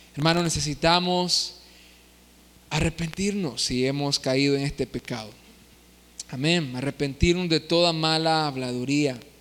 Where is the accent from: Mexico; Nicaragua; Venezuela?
Nicaragua; Nosotros como nicaragüenses